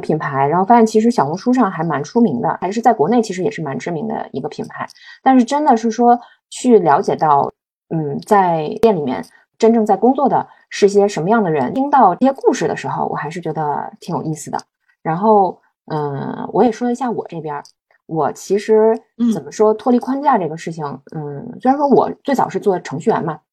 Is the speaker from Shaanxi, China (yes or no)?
no; Beijing, China; moved away as an adult; also born or lived in Shanghai / Shenzhen; now in Chengdu, China; 而且作为一个北京土著，我已经移居到成都两年半了，所以我们两个其实都是一